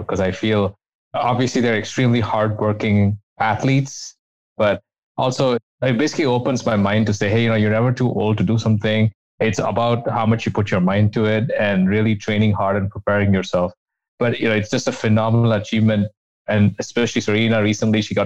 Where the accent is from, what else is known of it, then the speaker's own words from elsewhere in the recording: India; moved away as an adult; now in United States; I came to the US from India where I did my undergraduate degree